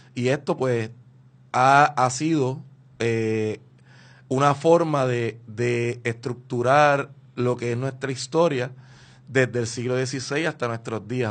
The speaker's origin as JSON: {"language": "Spanish", "country": "Puerto Rico", "said": "lo que somos como puertorriqueños"}